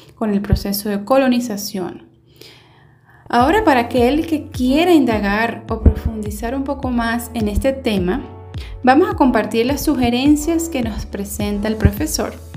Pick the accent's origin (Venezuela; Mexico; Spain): Venezuela; nuestro territorio, en Venezuela actualmente